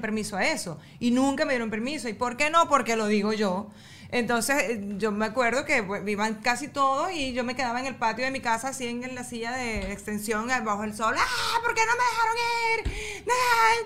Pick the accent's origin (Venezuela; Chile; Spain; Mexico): Venezuela; El Tigre, Anzoátegui; yo soy de, del Tigre y en el Tigre no había playa